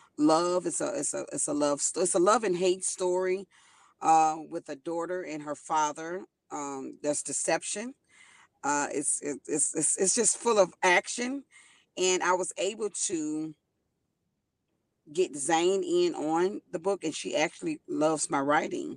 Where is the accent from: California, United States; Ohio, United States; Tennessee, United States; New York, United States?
Tennessee, United States; Memphis; moved away as an adult; also born or lived in Chicago, United States; now in Houston, United States; I was born in Chicago, moved to Memphis, spent a majority of my time in Memphis